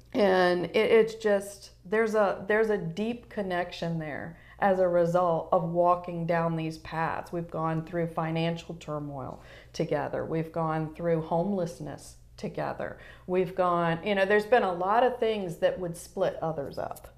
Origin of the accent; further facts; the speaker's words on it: Newport News, Virginia, United States; moved away as an adult; I grew up in Newport News, Virginia.